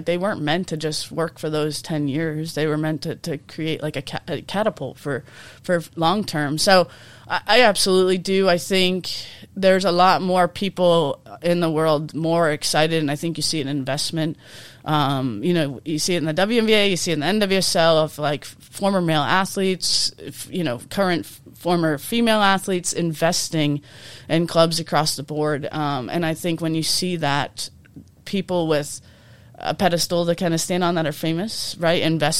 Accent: Peabody, Massachusetts, United States; Yeah, but I grew up in Peabody youth soccer.

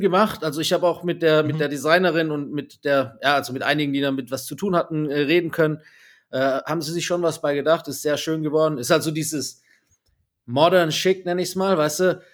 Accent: Swabia, Baden-Württemberg, Germany; als Schwabe

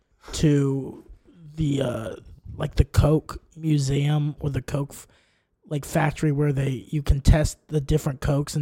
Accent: Texas, United States; born or raised there; moved away

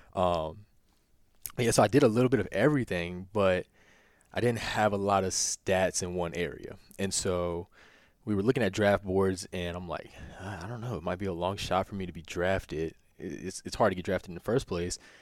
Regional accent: near Lynchburg, Virginia, United States; now in Winchester, United States; I'm from the country. Like, I grew up in Evanston. I just tell people I'm from Lib, I'm from Lynchburg

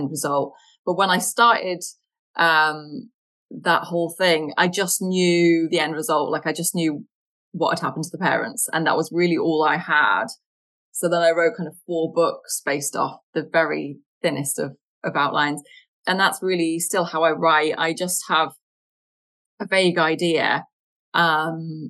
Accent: United Kingdom; But I'm British

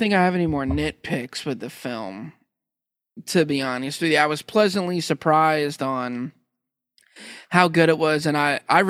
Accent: United States; I'm American

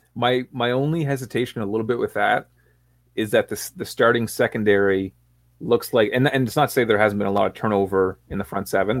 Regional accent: Canada; Sam and I are both from Canada.

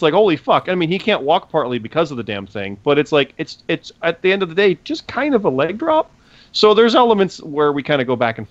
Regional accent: Canada; we're Canadian, and we didn't care for that one.

